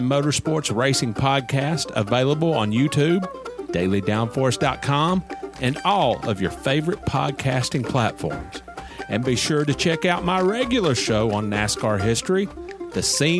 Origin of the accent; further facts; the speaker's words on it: Nashville, Tennessee, United States; moved away; I am in Nashville right now.